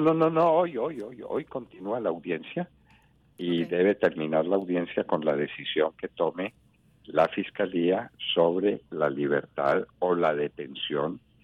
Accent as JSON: {"language": "Spanish", "country": "Colombia"}